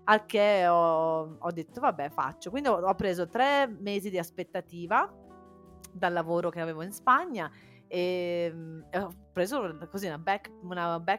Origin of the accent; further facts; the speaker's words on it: Cagliari, Sardinia, Italy; born there; also born or lived in Faenza; Io sono nata a Cagliari, però poi ho vissuto a Faenza, eh, vicino a Bologna.